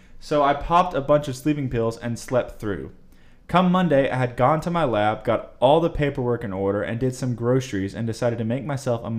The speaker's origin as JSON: {"language": "English", "country": "India", "also_born_or_lived": "Virginia", "moved": "as an adult", "said": "I am from India originally, moved to Virginia to do my master's in Virginia Tech in 2010"}